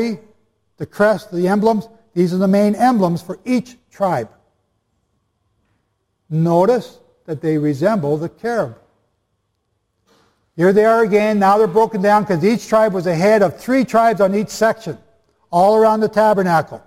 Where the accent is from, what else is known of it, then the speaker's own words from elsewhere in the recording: Canada; I'm just Canadian